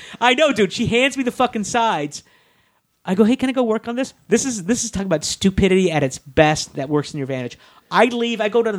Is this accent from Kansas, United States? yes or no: yes; Kansas, United States; I go, I'm from Kansas.